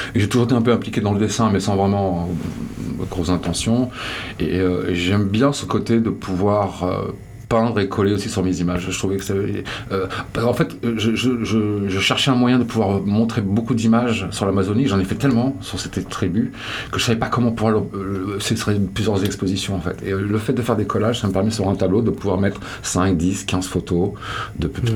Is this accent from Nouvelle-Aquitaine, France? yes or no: yes; Landes, Arcachon Basin, Nouvelle-Aquitaine, France; moved away as an adult; also born or lived in Brazil / United States; j'ai été élevé dans les Landes, j'ai été élevé sur le bassin de racachon